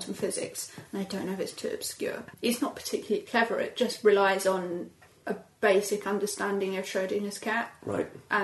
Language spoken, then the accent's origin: English; Cambridge, East of England, United Kingdom; From Cambridge